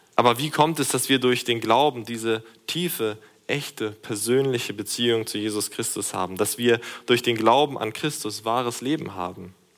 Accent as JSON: {"language": "German", "country": "Germany", "said": "durch unsere Nationalität als Deutsche des christlichen Europas."}